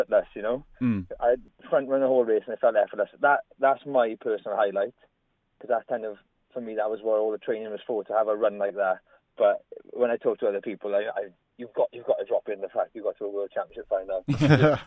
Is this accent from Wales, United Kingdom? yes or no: yes; Trehafod/Rhondda, Wales, United Kingdom; where I grew up in Troche in the Rhondda